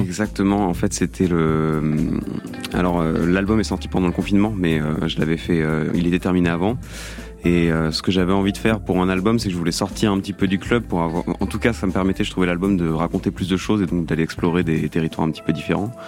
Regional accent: Belgium; now in Paris, France; je viens de Belgique, donc je suis retourné en Belgique pendant

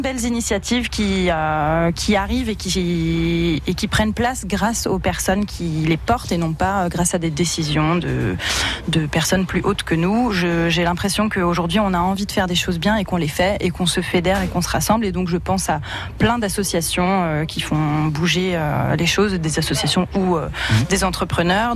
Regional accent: Reims, Grand Est, France; j'ai grandi ici, j'ai grandi à Reims

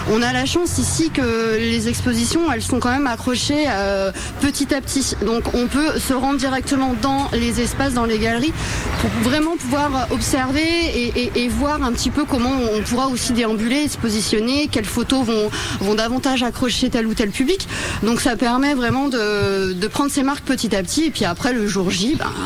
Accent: Brittany, France

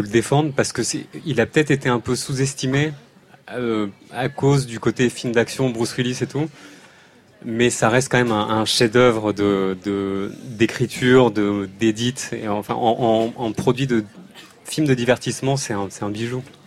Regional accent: Paris, Île-de-France, France; on vient de Paris

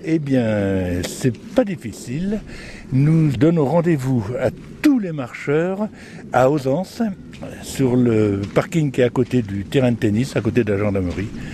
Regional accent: France; moved away; also born or lived in Creuse; je viens d'un pays qui est tout plat, je viens de la Bourse

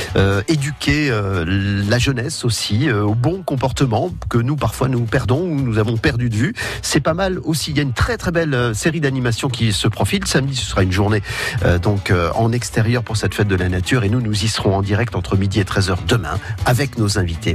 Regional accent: Jeumont, Hauts-de-France, France; moved away; je suis né à Jemont. Vous m'avez rappelé que j'étais né là-bas, surtout parce que j'en suis parti il y a très, très longtemps

